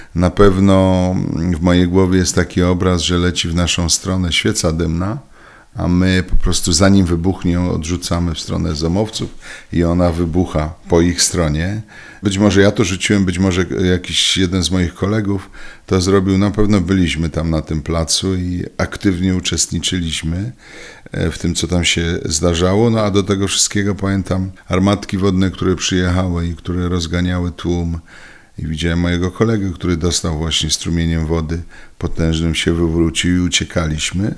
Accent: Katowice, Silesian Voivodeship, Poland; jestem stąd, jestem tu bardzo często

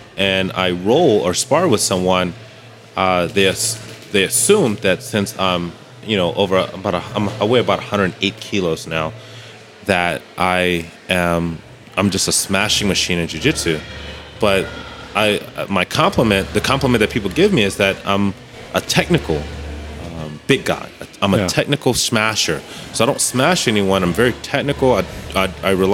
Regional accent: United States; moved away as an adult; now in Germany; as an American, as a black American

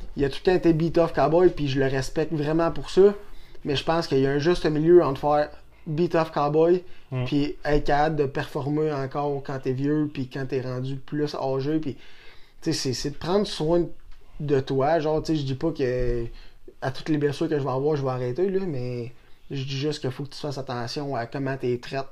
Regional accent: Saint-Tite, Quebec, Canada; also born or lived in Shawinigan; je suis né à Saint-Tite depuis que je suis jeune. J'ai fait une coupe de maison ici à Saint-Tite euh, quand j'étais jeune.

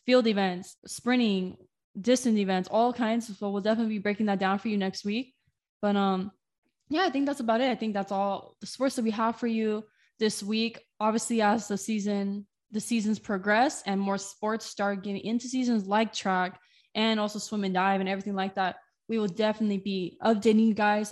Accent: Moreno Valley, California, United States; moved away as an adult; also born or lived in Riverside, California; now in San Diego, United States; I was born in Riverside, but I grew up in the town next to Riverside, Moreno Valley.

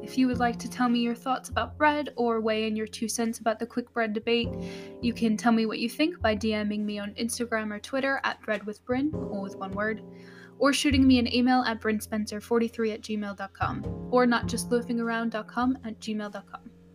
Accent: United States

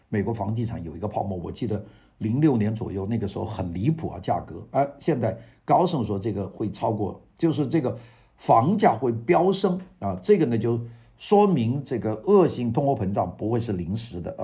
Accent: China; now in Los Angeles, United States; 我们中国人

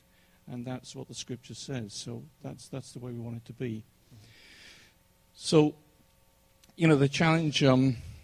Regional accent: England, United Kingdom; now in United States; I'm English

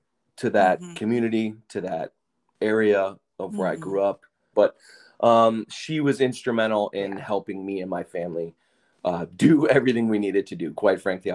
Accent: Madison, Wisconsin, United States; I grew up in Madison, Wisconsin

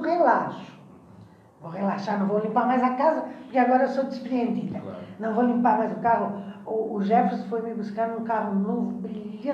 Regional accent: Imbituba, Santa Catarina, Brazil; Eu vim lá da, da, das praias mais lindas de Santa Catarina, que é em Bituba. Ah, você é de Bituba, Eu sou filha de Bituba

